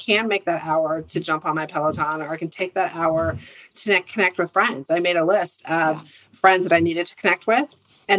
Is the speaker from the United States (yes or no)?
yes; Santa Rosa, California, United States; we grew up in Santa Rosa, which is a small town